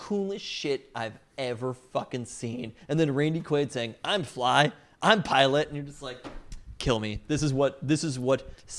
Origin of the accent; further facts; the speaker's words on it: Boulevard Park, Washington, United States; I was raised in Boulevard Park, not a lot of swimming pools around